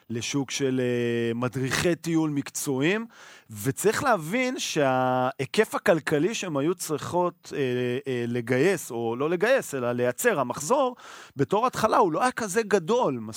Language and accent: Hebrew; Israel; אנחנו ישראלים.